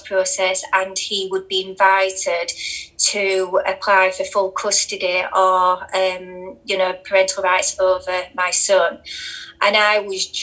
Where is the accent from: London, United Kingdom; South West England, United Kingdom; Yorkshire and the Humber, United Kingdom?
Yorkshire and the Humber, United Kingdom; Rotherham; there was over 1,400 children in my hometown